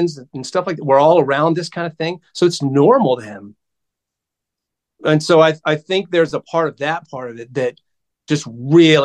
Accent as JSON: {"language": "English", "region": "South Georgia", "country": "United States", "tie": "born or raised there", "said": "I grew up in South Georgia. In a really, really small town"}